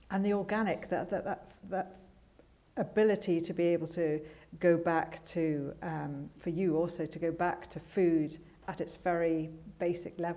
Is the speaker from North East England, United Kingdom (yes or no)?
no; Edinburgh, Scotland, United Kingdom; We grew up in Edinburgh